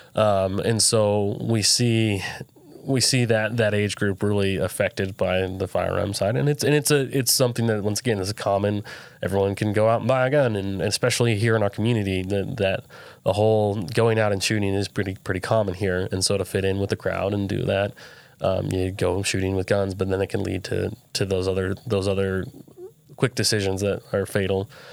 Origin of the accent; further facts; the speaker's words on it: Southern Utah, United States; I grew up here in Southern Utah